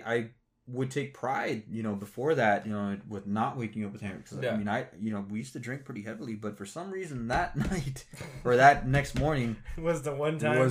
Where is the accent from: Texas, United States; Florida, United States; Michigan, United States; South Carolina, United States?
Texas, United States; I'm from Texas